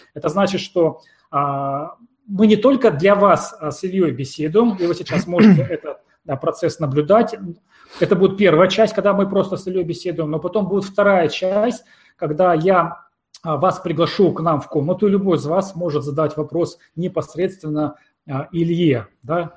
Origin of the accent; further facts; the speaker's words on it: Siberia, Russia; я родом из Сибири